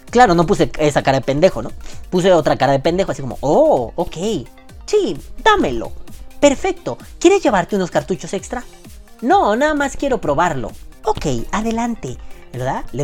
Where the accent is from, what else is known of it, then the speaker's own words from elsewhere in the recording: New York, United States; accent: New York; Así con mi acento neoyorquino le dije, no mames, hija de tu pinche madre.